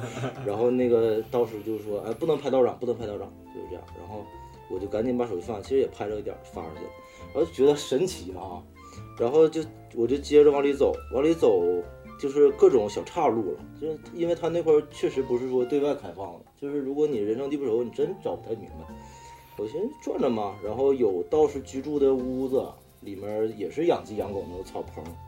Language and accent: Chinese; Northeast China, China; 咱们就是作为东北出生的小孩儿